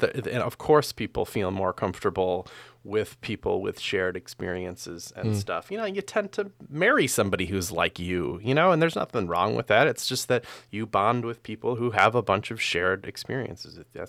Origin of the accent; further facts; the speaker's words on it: Midwest, United States; I don't know if it's necessarily that I'm from the Midwest, thus I thus I am more community oriented.